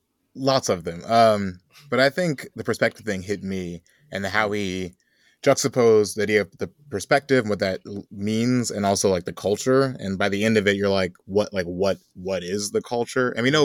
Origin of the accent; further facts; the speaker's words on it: Chicago, Illinois, United States; I was being from Chicago, I got a lot of feelings about him and that trajectory of his career and stuff.